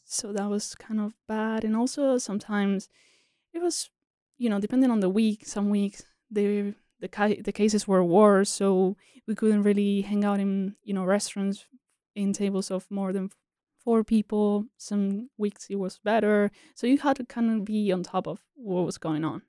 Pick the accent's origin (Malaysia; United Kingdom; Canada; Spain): Spain; born or raised there; English is a second language; moved away as an adult; also born or lived in South Korea; now in United States